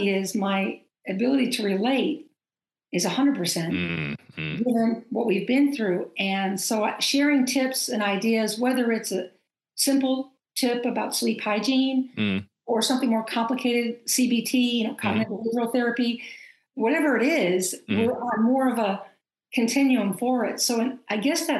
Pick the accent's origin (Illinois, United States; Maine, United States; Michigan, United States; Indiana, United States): Maine, United States; moved away; I was coming home to Maine. I'm from Maine.